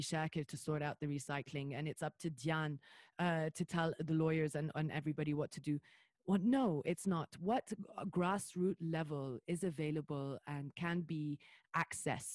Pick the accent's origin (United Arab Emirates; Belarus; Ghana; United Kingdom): United Arab Emirates; Dubai; now in Lebanon; I was born and raised in Dubai